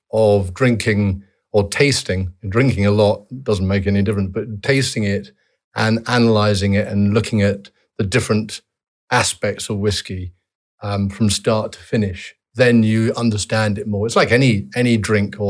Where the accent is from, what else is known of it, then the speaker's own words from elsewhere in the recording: Edinburgh, Scotland, United Kingdom; I was born at home in Redford near the barracks.